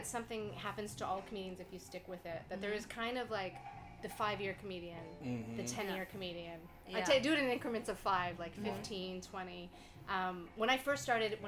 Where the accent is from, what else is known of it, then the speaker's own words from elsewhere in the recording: around Syracuse or Ithaca, upstate New York, United States; also born or lived in Montreal, Canada; now in Toronto, Canada; I grew up in upstate New York, but I live in Canada